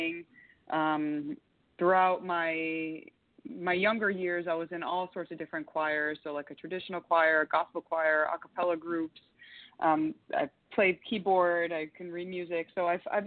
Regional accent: Yonkers, New York, United States; also born or lived in Florida; now in Miami, United States; I'm originally from Yonkers, New York, proud New Yorker, and I moved to Florida in 2005, lived a bunch of different places in Florida, currently in Miami.

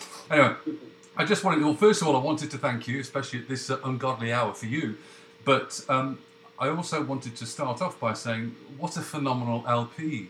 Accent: Canada; Yeah, yeah, I am actually from Canada, but I've got a Google New York number.

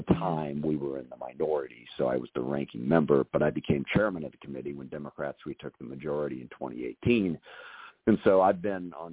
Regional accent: SeaTac, Washington, United States; Growing up in the SeaTac area south of Seattle

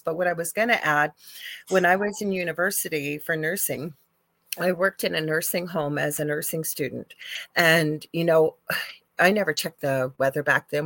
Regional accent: Canada; I'm a Canadian spiritual medium

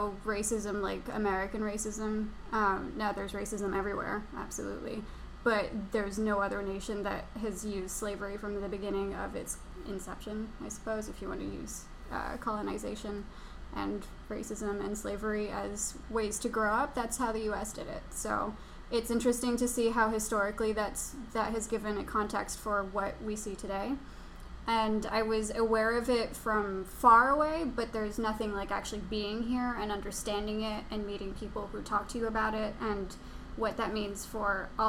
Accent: Geneva, Switzerland; moved away as an adult; now in Philadelphia, United States; I was born and raised in Geneva, Switzerland, and I moved here about 6 years

